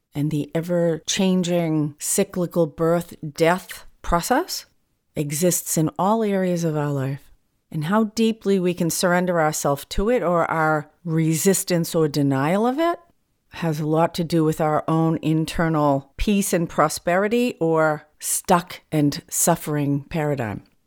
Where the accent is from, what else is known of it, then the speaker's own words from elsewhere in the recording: New England, United States; now in California, United States; I'm from New England, so the four seasons are very distinct